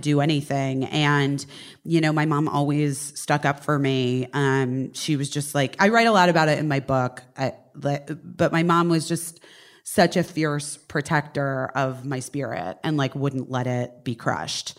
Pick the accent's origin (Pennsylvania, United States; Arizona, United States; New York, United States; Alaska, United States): Arizona, United States; Scottsdale; moved away as an adult; also born or lived in Oak Park, Illinois / Los Angeles; I was born in Oak Park, Illinois, um, and then we moved to Arizona